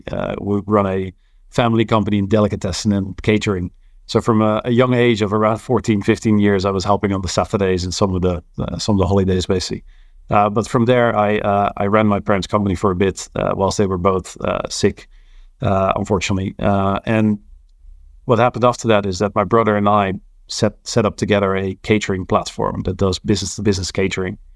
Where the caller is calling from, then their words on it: London, United Kingdom; I'm calling in from London, uh, Hammersmith to be precise.